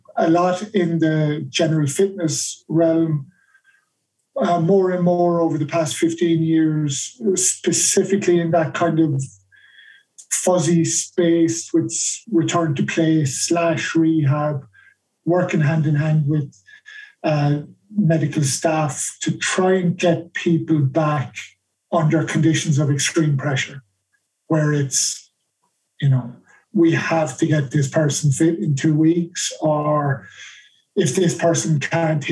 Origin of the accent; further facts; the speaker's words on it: Ireland; moved away as an adult; also born or lived in United Kingdom; I'm Irish